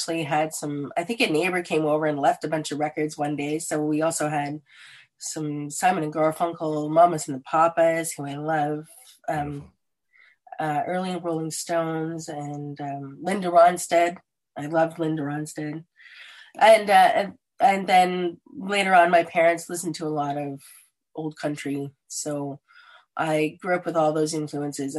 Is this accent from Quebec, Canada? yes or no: no; Ingersoll, Ontario, Canada; also born or lived in Stratford, Ontario / Lucknow, Ontario; I was born in the Stratford area, but then we relocated to the Ingersoll area where I spent most of my public school years.